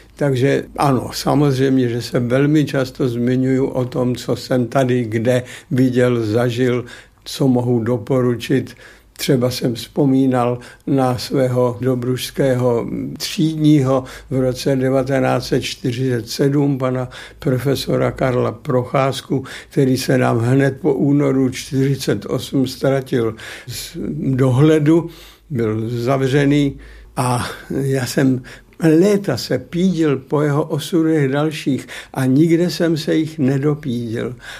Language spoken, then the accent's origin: Czech; Opočno, Hradec Králové Region, Czechia; moved away; jsem už jako kluk už jako student v Opočně mezi ochotníky zalezl